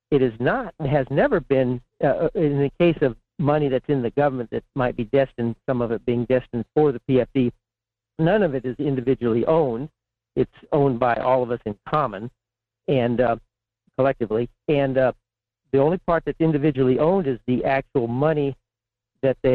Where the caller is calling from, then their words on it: Fairbanks, Alaska, United States; in Fairbanks.